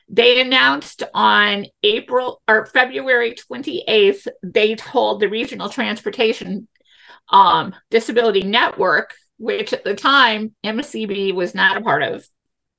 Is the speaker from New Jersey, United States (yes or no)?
no; St. Louis, Missouri, United States; we all say we're from St. Louis